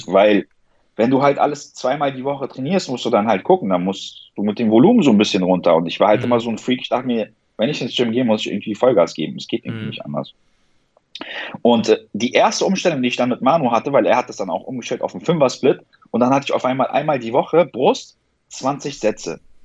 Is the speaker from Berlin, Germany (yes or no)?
yes; Berlin, Germany; also born or lived in Iran; Komme aus Berlin, bin hier aufgewachsen, geboren bin ich im Iran